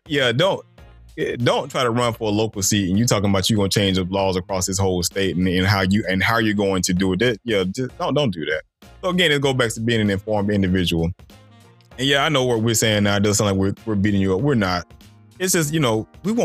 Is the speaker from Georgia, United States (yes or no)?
yes; Stone Mountain, Georgia, United States; me growing up in Stone Mountain, they were still doing Confederate reenactments when I was growing up in Stone Mountain Park